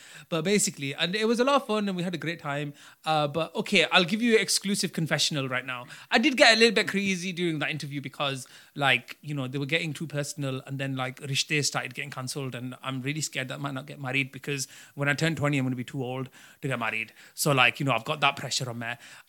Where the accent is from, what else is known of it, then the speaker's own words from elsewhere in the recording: Bradford, Yorkshire and the Humber, United Kingdom; born there; I know I was born in Bradford on my grandma's thing